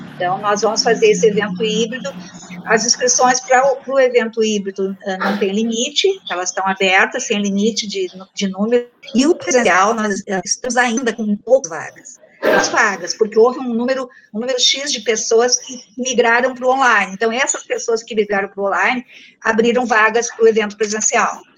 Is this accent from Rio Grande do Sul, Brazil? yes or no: yes; Porto Alegre, Rio Grande do Sul, Brazil; eu sou de Porto Alegre